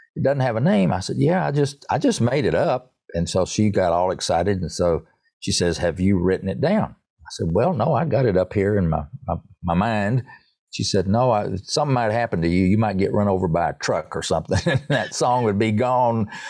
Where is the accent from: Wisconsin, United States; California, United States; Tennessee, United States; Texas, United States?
Tennessee, United States; Erwin; I grew up in Irwin, Tennessee, E R W I N, Tennessee, near Johnson City